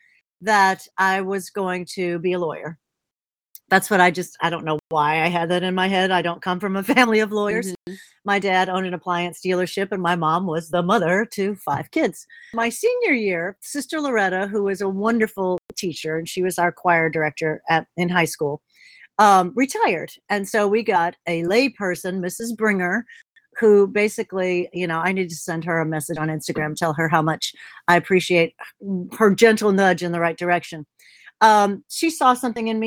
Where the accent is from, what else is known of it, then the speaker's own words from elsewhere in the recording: Belleville, Illinois, United States; now in Sanford, United States; I was born in Belleville, Illinois, which is sort of a suburb of St. Louis, so Southern Illinois